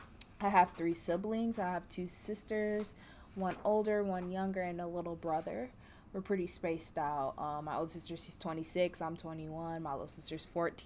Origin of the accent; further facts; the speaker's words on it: Orlando, Florida, United States; moved away as an adult; now in LaGrange, United States; I'm from Orlando, Florida.